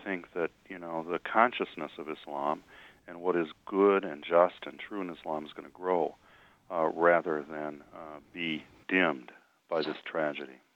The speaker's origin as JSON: {"language": "English", "town": "Detroit", "region": "Michigan", "country": "United States", "tie": "born or raised there", "said": "I grew up in Detroit, which is a city in which you're as apt to see a mosque as a Baptist church"}